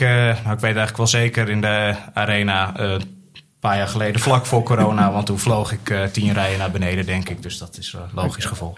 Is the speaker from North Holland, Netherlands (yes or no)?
yes; Alkmaar, North Holland, Netherlands; moved away as an adult; now in Utrecht, Netherlands; Ik ben geboren en getogen in Alkmaar, maar alweer flinke tijd woonachtig in Utrecht